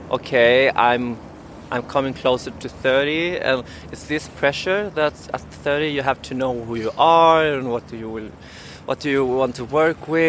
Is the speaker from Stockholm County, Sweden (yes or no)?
yes; Stockholm, Stockholm County, Sweden; I am from Stockholm, so you were born here. Yeah, so it's my city.